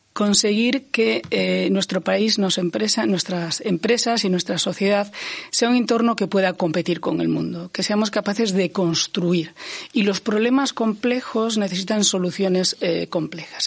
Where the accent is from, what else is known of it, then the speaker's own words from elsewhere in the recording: Ourense, Galicia, Spain; yo he nacido en Galicia, yo he nacido en Orense